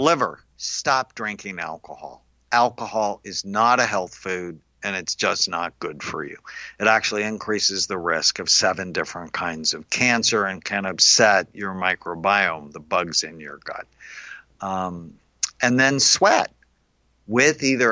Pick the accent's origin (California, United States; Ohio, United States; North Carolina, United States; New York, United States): California, United States; Los Angeles; now in Newport Beach, United States; I grew up in LA in the San Fernando Valley.